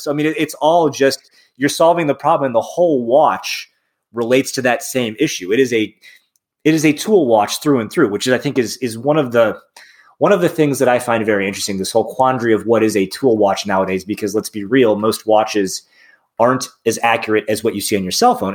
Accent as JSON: {"language": "English", "town": "South Bend", "region": "Indiana", "country": "United States", "moved": "yes", "lives_now": "Cincinnati, United States", "said": "I'm from South Bend, uh, Indiana"}